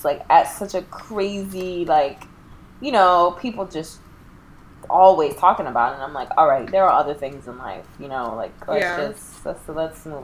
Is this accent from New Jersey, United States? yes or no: yes; New Jersey, United States; also born or lived in North Carolina / New York; I'm from Jersey girl.